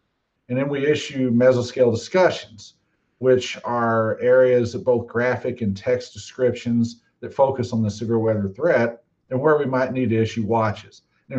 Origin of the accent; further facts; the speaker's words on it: Texas, United States; also born or lived in Kansas City; now in Norman, United States; I'm a Texan